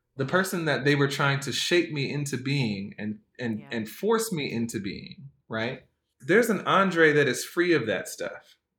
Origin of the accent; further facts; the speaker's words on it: United States; also born or lived in Jamaica (ancestry); growing up in America, as you know, growing up as a, having a Black American experience